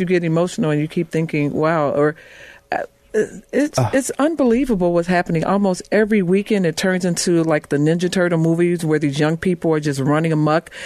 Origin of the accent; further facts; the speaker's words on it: Chicago, Illinois, United States; I grew up on the West Side